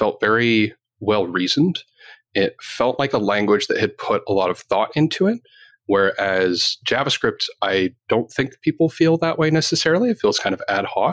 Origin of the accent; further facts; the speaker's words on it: Canada; I'm Canadian